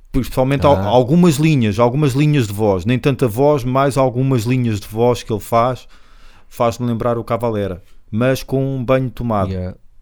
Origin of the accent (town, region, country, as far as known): Portugal; accent: Portuguese